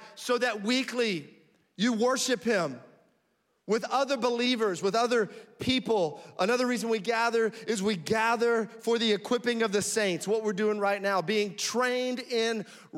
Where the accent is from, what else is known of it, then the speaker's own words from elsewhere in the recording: Frankfurt, Hesse, Germany; born there; moved away; also born or lived in Florida / Alabama / North Carolina / Tennessee; I was born in Frankfurt, Germany, moved to Florida, lived in Alabama and North Carolina, Tennessee.